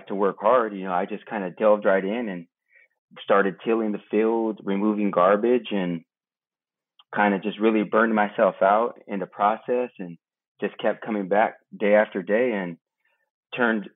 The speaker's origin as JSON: {"language": "English", "town": "Broderick", "region": "California", "country": "United States", "tie": "born or raised there", "said": "I'm a Hunkpapa Lakota, born and raised in Broderick, California"}